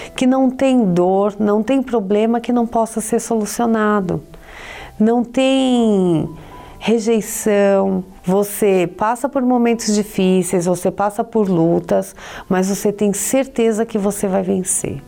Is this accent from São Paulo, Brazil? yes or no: yes; São Paulo, Brazil; eu sou de São Paulo e vim de uma família tradicional.